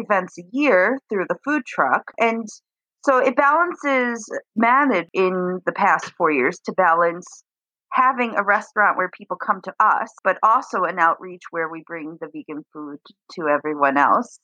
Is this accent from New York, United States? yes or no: yes; New York, United States; moved away as an adult; also born or lived in Florida; now in Detroit, United States; I grew up in New York when my grandmother moved to Florida, and I I moved down with my grandmother to Florida for a little while